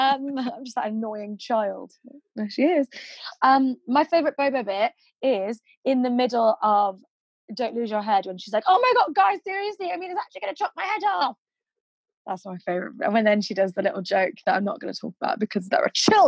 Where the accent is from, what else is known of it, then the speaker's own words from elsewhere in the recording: Manchester, North West England, United Kingdom; accent: northern; now in London, United Kingdom; Because I am northern, but you can't, like, I'm from Manchester, which is in the north of England, if you don't know.